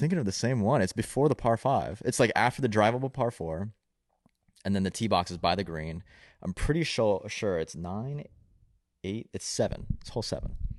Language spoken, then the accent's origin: English; Raleigh, North Carolina, United States; I was born in Raleigh, North Carolina